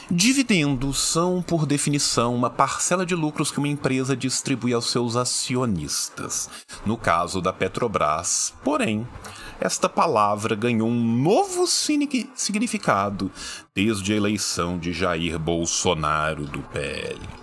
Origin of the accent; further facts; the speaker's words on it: interior of Minas Gerais, Brazil; Eu sou do interior de Minas